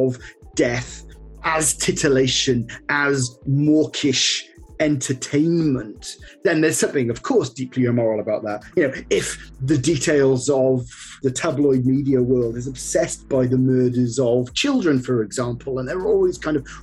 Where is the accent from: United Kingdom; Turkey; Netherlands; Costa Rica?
United Kingdom; I'm British and there is a kind of stereotypical kind of British reserve